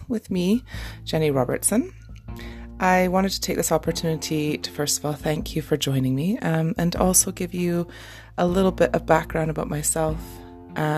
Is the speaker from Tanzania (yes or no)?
no; Canada; now in Scotland, United Kingdom; I am a Canadian mama living in Scotland